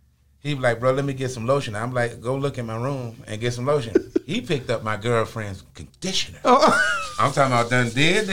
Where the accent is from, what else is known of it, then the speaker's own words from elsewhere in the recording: Ohio, United States; moved away; also born or lived in Birmingham, Alabama; I was born in Ohio.